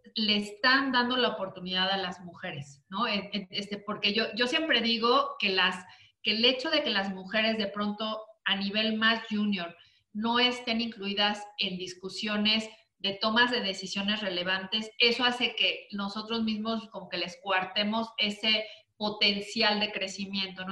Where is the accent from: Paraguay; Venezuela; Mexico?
Mexico; yo soy mexicana